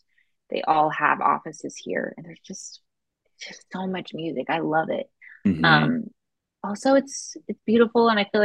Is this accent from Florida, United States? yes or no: yes; Florida, United States; also born or lived in Boston; I'm actually from Florida and my parents moved to Texas in college. And I went to college in Boston. So it's like, I feel like I'm from all over the place.